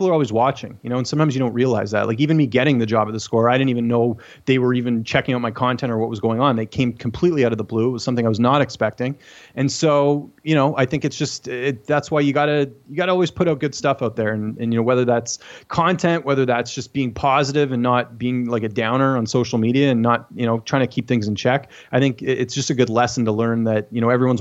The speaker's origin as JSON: {"language": "English", "region": "British Columbia", "country": "Canada", "tie": "born or raised there", "also_born_or_lived": "Ontario", "said": "watching hockey growing up, like anyone growing up in Canada, I was, you know, a big hockey fan"}